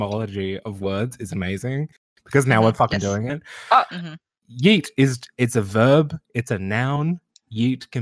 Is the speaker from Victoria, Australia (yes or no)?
yes; Melbourne, Victoria, Australia; I'm from Melbourne, the Ubermensch city of Australia, let's be real. Yes. I'm from the southeastern suburbs.